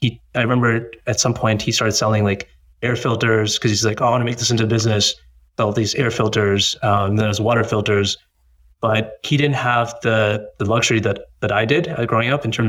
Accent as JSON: {"language": "English", "town": "Boston", "region": "Massachusetts", "country": "United States", "tie": "born or raised there", "said": "being like a first generation born in the US, I was born in the US, born in Boston"}